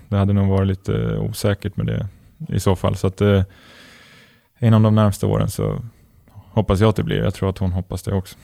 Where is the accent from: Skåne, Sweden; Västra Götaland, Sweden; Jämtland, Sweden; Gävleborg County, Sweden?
Gävleborg County, Sweden; Gävle; also born or lived in Malmö / Helsingborg; now in Örebro, Sweden; det är alltid kul att vara hemma i Gävle och träffa vänner och familj